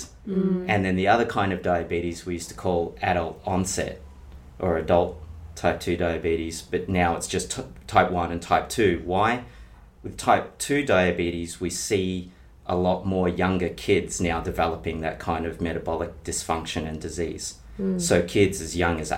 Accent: Bendigo, Victoria, Australia; I grew up in Bendigo in country Victoria.

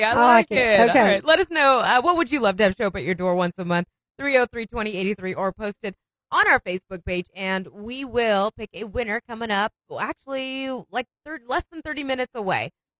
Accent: Chicago, Illinois, United States; So you know I came from Chicago, right?

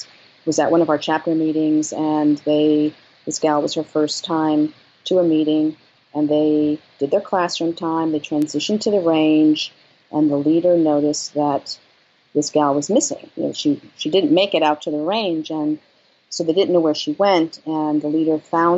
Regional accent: New York, United States; I mean, I came from New York. I came from an art background.

